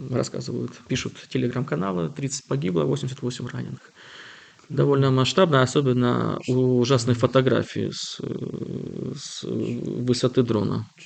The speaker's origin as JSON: {"language": "Russian", "region": "Kyiv", "country": "Ukraine", "said": "так я полонист, имя польские корни, те сам киевлянин"}